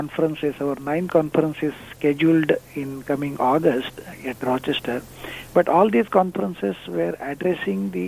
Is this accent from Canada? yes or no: no; India; moved away; I'm originally from India.